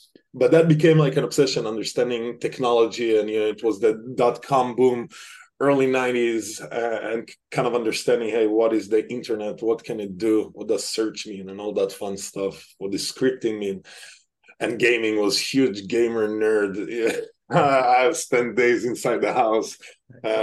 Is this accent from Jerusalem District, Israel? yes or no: no; Petah Tikva, Central District, Israel; moved away as an adult; also born or lived in London / Sweden / Denmark / Germany; now in United States; from Israel originally, born in a little town called Petah Tikva. It's a small city right outside of Tel Aviv.